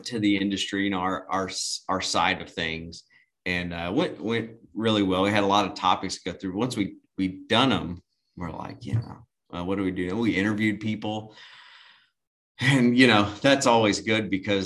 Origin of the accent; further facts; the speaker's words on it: the South, United States; we're from the South and from the country